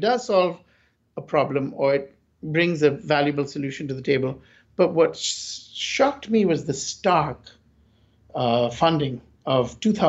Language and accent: English; India; Because I came from India, so I was like, fine, I didn't have to ask for stay.